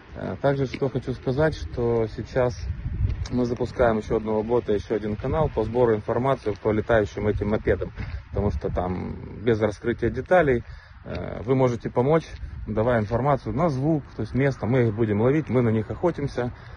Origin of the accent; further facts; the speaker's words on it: Ukraine; мы из Украины.